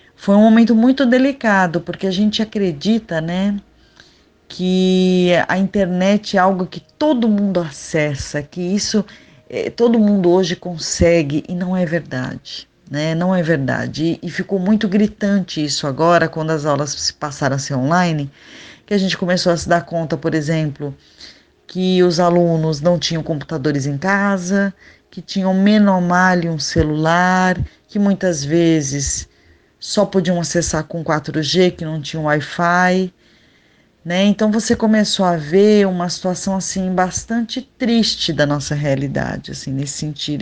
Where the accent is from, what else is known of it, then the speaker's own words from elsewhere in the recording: São Paulo, Brazil; moved away as an adult; also born or lived in Goioerê, Paraná / Campinas; now in Natal, Brazil; eu sou paranaense, eu nasci numa cidadezinha bem pequenininha que se chama Goiuerê, mas eu só nasci, nunca morei lá. Minha família já morava em São Paulo.